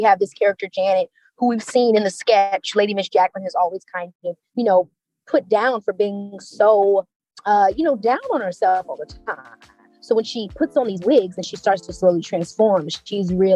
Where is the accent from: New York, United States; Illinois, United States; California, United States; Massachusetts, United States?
Illinois, United States; Chicago; I'm from Chicago